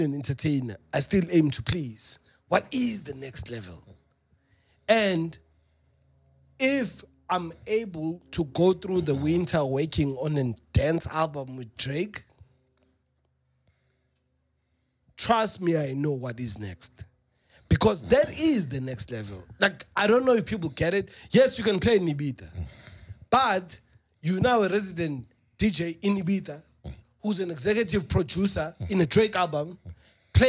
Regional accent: South Africa; I'm South African

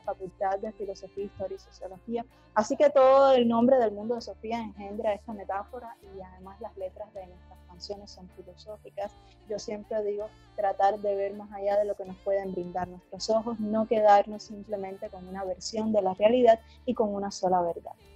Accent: Havana, Cuba; somos de La Habana, de La Habana, la capital de Cuba

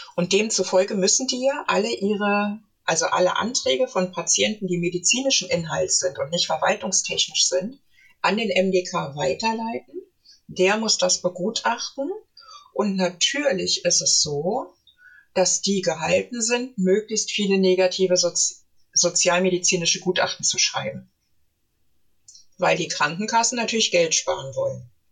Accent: Berlin, Germany; Ich komme, stamme ursprünglich aus Berlin

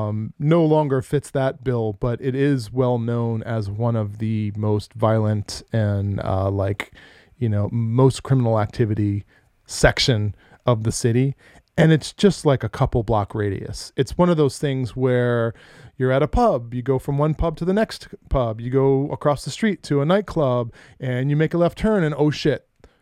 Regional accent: New York, United States; I'm from New York. Yeah. I'm indestructible.

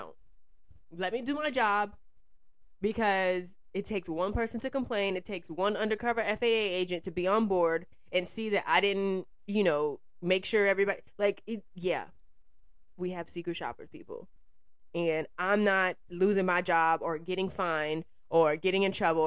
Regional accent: Georgia, United States; now in New York, United States; Georgia, which is my home state

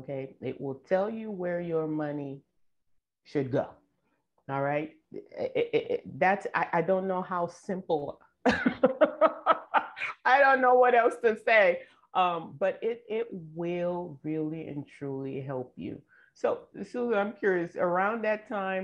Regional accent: Nigeria; moved away; I grew up in Nigeria

